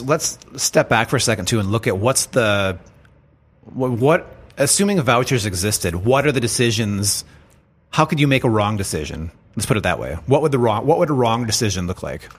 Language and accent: English; United States; us as American citizens